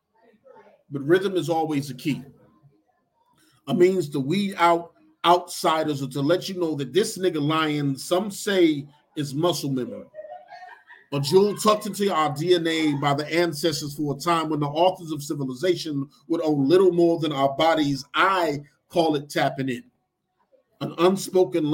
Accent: Detroit, Michigan, United States; moved away as an adult; now in Arkansas, United States; I'm from Detroit

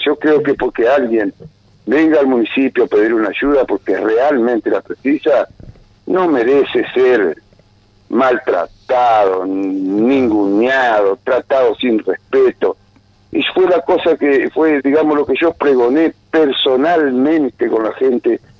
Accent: Paraná, Entre Ríos, Argentina; moved away; yo soy nativo de Paraná, o sea, que tengo familiares

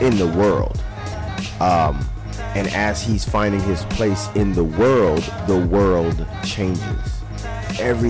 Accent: Miami, Florida, United States; now in Tampa Bay, United States; I'm a Florida boy. I'm from Miami, Florida, and I love Miami to death.

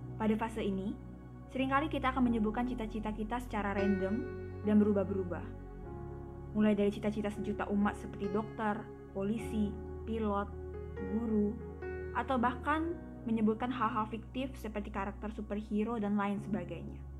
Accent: Palembang, South Sumatra, Indonesia; saya lahir di Palembang tujuh belas tahun yang lalu, dan sampai detik ini saya sudah berkuliah semester yang ketiga, dan saya masih setia dengan kotak kelahiran saya ini

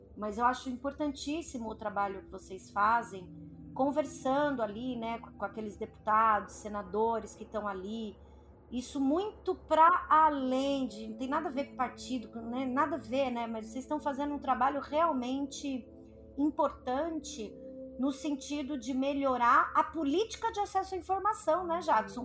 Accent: Brazil; a gente é brasileiro

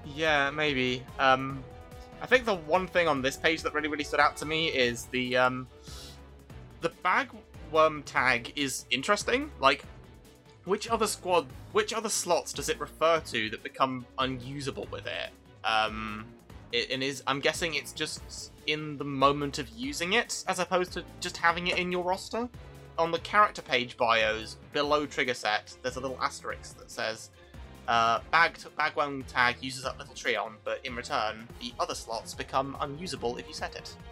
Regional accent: London, United Kingdom; I, I, I grew up as a Londoner

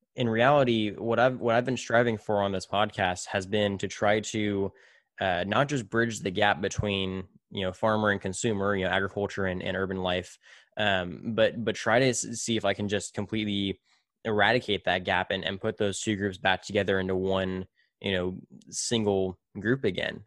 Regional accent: Tulare, California, United States; moved away; back in my hometown of Tulare

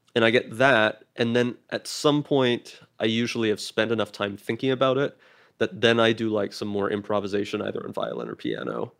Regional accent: Canada; now in United States; I was Canadian, and then I became Canadian American.

